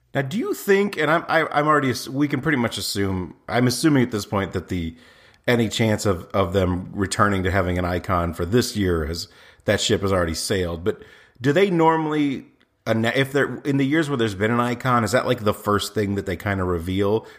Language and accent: English; Indiana, United States; where I was born in Indiana